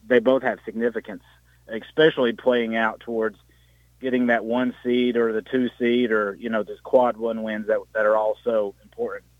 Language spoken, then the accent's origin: English; Campbell County, Tennessee, United States; I'm from the Great North, that is Campbell County